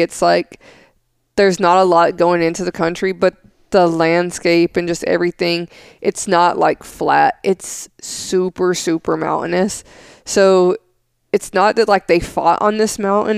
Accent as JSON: {"language": "English", "town": "Smithville", "region": "Tennessee", "country": "United States", "tie": "born or raised there", "said": "where I grew up in Smithville, Tennessee"}